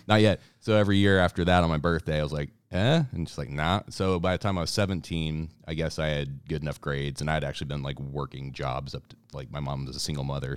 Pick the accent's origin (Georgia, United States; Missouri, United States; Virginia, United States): Missouri, United States; Columbia; now in Kansas City, United States; I'm originally from Kansas City. moved to Columbia, Missouri, about nineteen eighty-nine was, like, eight, nine years old, was out there for about twenty years